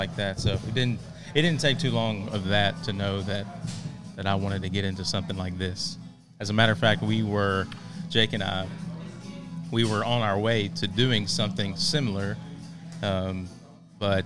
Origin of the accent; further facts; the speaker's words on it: Groves, Texas, United States; I was born and raised in Groves, graduated from Port Neches in 2002